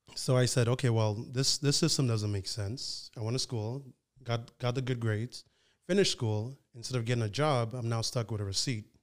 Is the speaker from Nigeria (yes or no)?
yes; Nigeria; also born or lived in Ottawa, Canada; now in Toronto, Canada; I was born in Nigeria